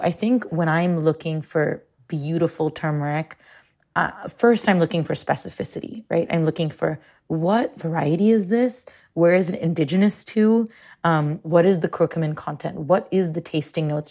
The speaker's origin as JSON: {"language": "English", "town": "Mumbai", "region": "Maharashtra", "country": "India", "tie": "born or raised there", "said": "I grew up in Mumbai"}